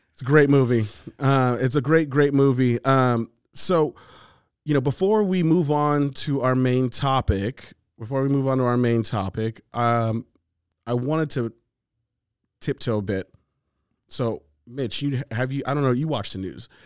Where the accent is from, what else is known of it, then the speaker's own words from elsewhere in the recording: United States; I'm Nigerian. I'm the first black dude that was born in this country